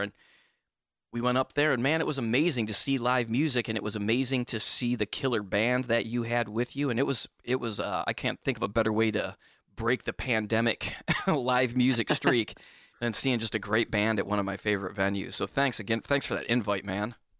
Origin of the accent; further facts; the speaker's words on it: Bay City, Michigan, United States; now in Charleston, United States; I'm also from Michigan originally